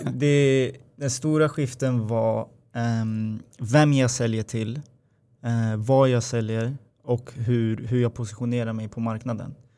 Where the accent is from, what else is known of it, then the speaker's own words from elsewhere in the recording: Upplands Väsby, Stockholm County, Sweden; also born or lived in Gävle; jag åkte hem från Gävle till eh, Väsby, där jag kommer ifrån